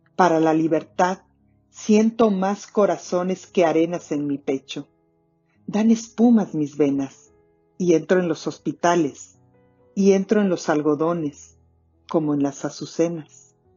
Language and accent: Spanish; Mexico; now in Toronto, Canada; Soy mexicana y me escuchan desde Toronto, en Canadá